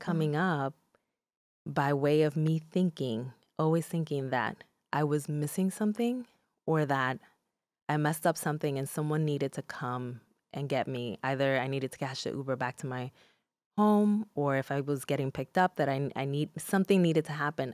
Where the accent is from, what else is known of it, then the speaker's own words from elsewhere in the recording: Newark, New Jersey, United States; first language Spanish; English is a second language; also born or lived in Dominican Republic; I was raised in Newark, New Jersey